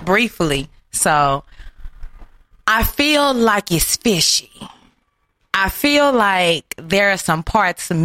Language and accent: English; Houston, Texas, United States; growing up in Acres Home, Houston, Texas